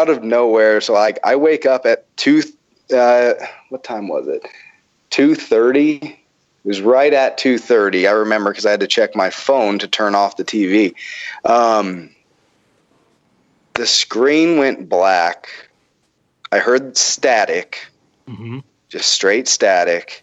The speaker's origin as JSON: {"language": "English", "region": "the Bible Belt", "country": "United States", "said": "I'm from the Bible Belt"}